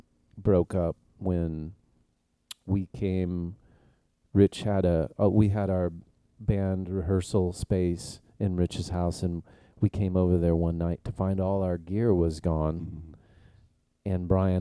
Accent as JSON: {"language": "English", "town": "El Paso", "region": "Texas", "country": "United States", "tie": "born or raised there", "also_born_or_lived": "Illinois", "said": "Yes, I did."}